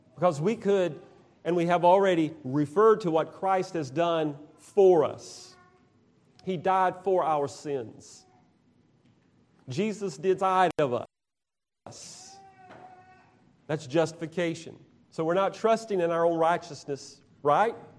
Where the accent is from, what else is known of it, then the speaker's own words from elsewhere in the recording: Georgia, United States; now in Alabama, United States; I'm from Georgia